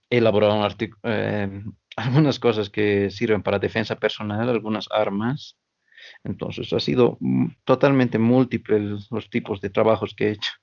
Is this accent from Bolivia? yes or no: yes; Oruro, Bolivia; yo soy de aquí de Oruro por parte de mi papá, pero mi mamá es del lado de Sucre